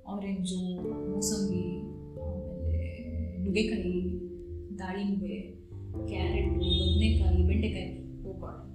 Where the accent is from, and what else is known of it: Mysore, Karnataka, India; moved away